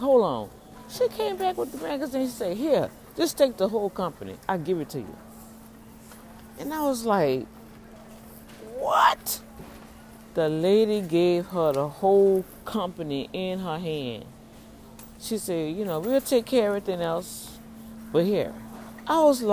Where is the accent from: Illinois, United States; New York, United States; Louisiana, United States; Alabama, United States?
Louisiana, United States; New Orleans; now in Houston, United States; I'm really from New Orleans